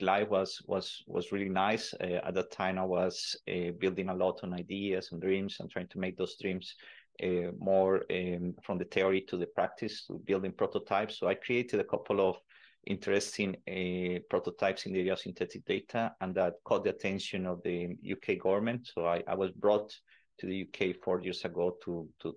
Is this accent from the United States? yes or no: no; Colombia; moved away; also born or lived in Netherlands; I'm originally from Colombia